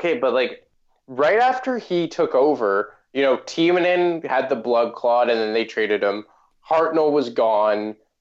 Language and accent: English; Canada; I'm Canadian